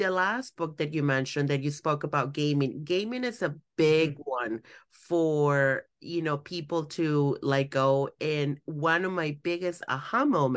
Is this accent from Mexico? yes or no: yes; Mexico; moved away; I grew up in Mexico